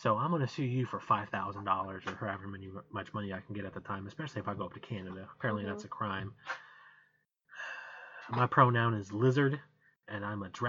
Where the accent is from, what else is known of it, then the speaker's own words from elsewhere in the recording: Midwest, United States; We're from the Midwest, so you know we like our ranch, and we say "oop" all the time.